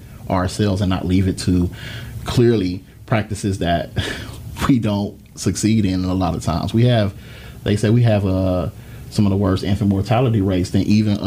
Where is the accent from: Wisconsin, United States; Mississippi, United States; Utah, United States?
Mississippi, United States; moved away; I grew up in Mississippi